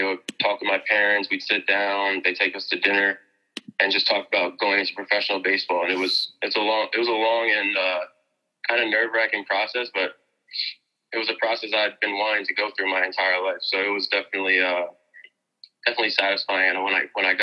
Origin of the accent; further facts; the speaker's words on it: Mamaroneck, New York, United States; my hometown, Amerenek, New York